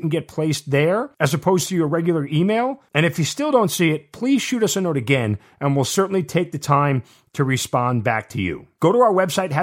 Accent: Long Island, New York, United States; I'm originally from Long Island as well

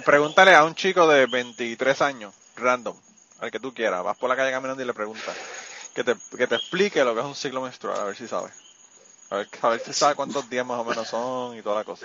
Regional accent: Puerto Rico; moved away as an adult; me fui de Puerto Rico en una época que todavía la cosa no estaba jodida

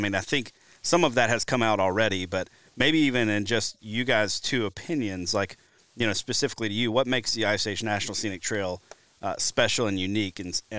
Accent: Deep South, United States; moved away as an adult; now in Wisconsin, United States; I'm originally from the Deep South. I moved to Wisconsin in January of 2020.

